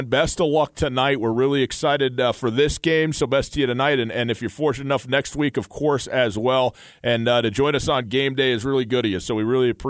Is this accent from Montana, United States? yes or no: yes; Butte, Montana, United States; growing up in Butte, Butte's such an historic town, and it has such a such a long and interesting and complex history, and such a unique identity, uh, you know, in in the country and in the state of Montana as well.